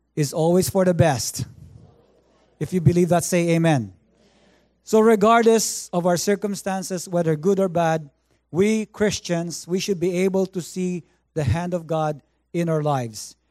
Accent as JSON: {"language": "English", "country": "Philippines", "tie": "born or raised there", "moved": "yes", "lives_now": "Vancouver, Canada", "said": "I grew up in the Philippines"}